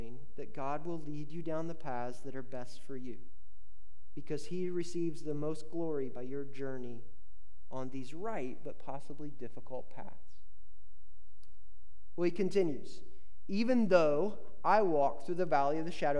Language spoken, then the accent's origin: English; Indiana, United States; I grew up in Indiana.